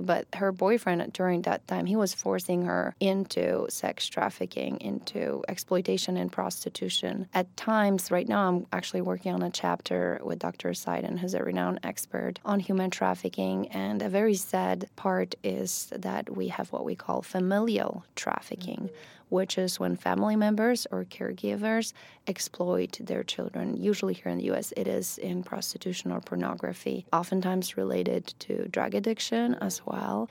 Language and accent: English; Poland; first language Polish; English is a second language; moved away as an adult; also born or lived in Ecuador / Italy / California; now in Kentucky, United States; So I'm originally from Poland. I was born and raised in Poland.